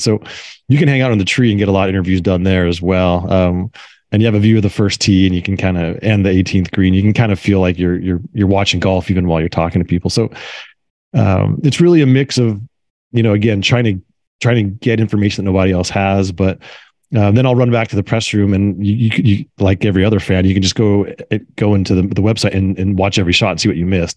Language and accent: English; Carmel, California, United States; my hometown here in Carmel, California